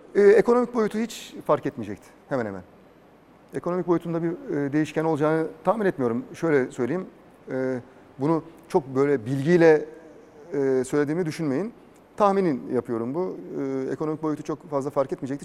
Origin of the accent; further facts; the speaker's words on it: Istanbul, Turkey; also born or lived in Adapazarı, Sakarya / Doğançay, Geyve, Sakarya; Gültepe'de, mahallede büyüdüm.